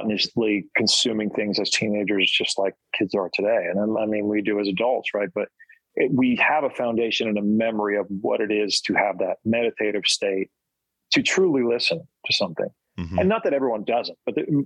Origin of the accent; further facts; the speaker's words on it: New Jersey, United States; I grew up in New Jersey